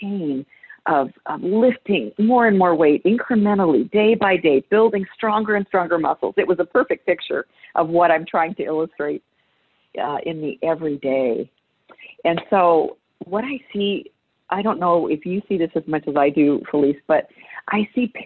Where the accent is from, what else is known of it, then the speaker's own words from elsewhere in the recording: United States; I'm an American